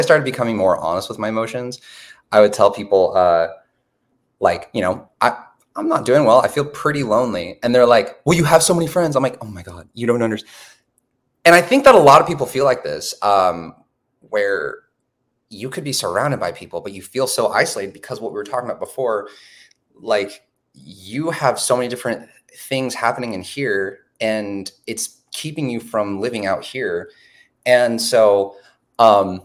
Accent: Portland, Oregon, United States; I come from Portland, Oregon

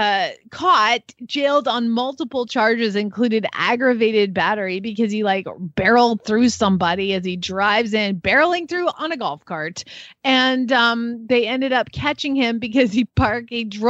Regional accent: Atlanta, Georgia, United States; my hometown of Atlanta, Georgia

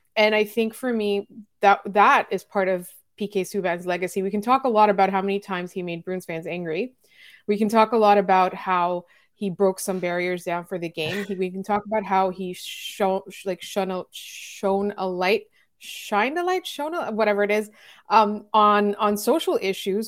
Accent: Montreal, Quebec, Canada; as a Montreal Canadiens fan, as a Montrealer

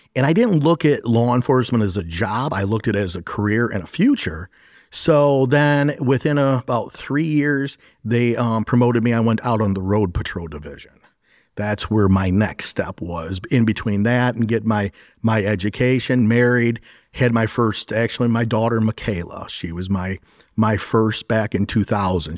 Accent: Sandusky County, Ohio, United States; My father actually was, um, he's now a retired captain of the Sandusky County Sheriff's Office

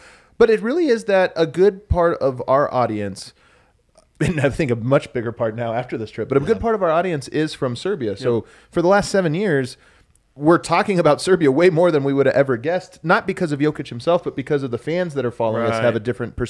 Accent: Denver, Colorado, United States; And I'm like, oh, I'm from Denver.

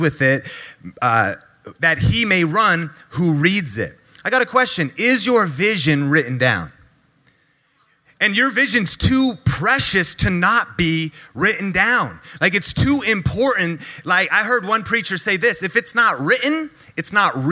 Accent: Marysville, Washington, United States; back when I was growing up in Marysville, Washington. That's an hour north of Seattle, Washington

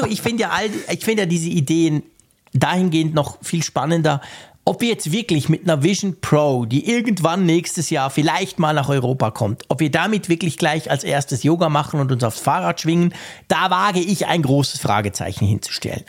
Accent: Switzerland; als Schweizer

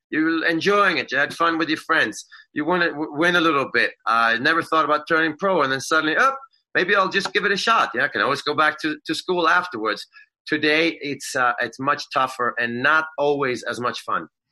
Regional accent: Sweden; now in United States; I'm a Swede.

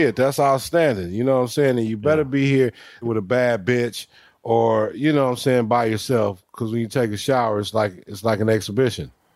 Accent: Los Angeles, California, United States; also born or lived in Dumas, Arkansas; my mother remarried, got us here to Los Angeles. I was 10 years old. So I grew up here in California

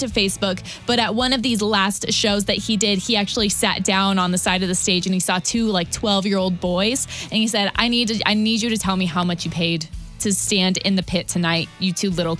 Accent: Midwest, United States; I'm from the Midwest

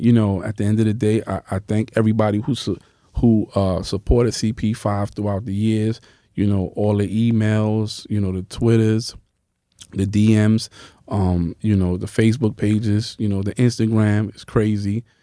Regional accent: New York City, New York, United States; also born or lived in Bronx; I'm from Harlem

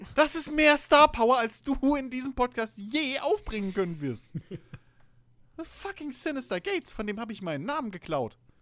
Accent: Germany; bei uns in Deutschland

